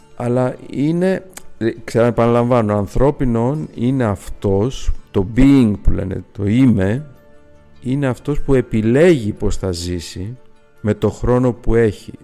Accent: Greece; είμαστε Έλληνες

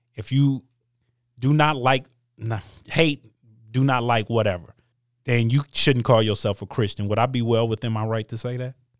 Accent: Michigan, United States; also born or lived in East Coast; I was born in, on the East Coast, but I've lived in Michigan my whole life. My values come from Midwestern values

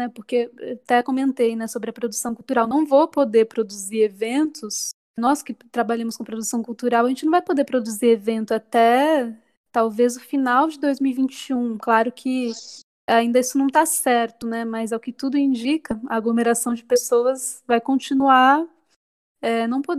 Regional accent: Sorocaba, São Paulo, Brazil; eu sou cantora e compositora, sou natural de Sorocaba, interior de São Paulo.

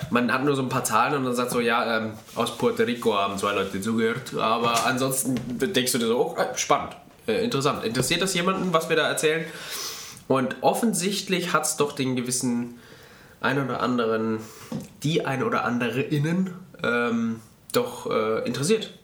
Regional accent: Franconia, Bavaria, Germany; now in Bavaria, Germany; die Heimat. Ähm, die, die, mein Geburtsort

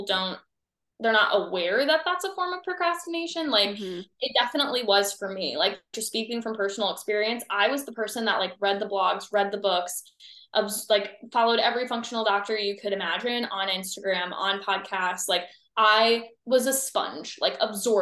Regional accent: Ohio, United States; I'm from the Midwest. So I'm from Ohio

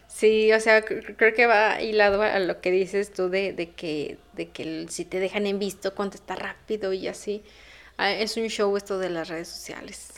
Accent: León, Guanajuato, Mexico; soy de León.

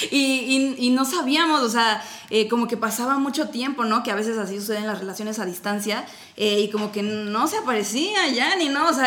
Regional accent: Mexico; nosotros que somos una pareja, pues que los dos somos mexicanos

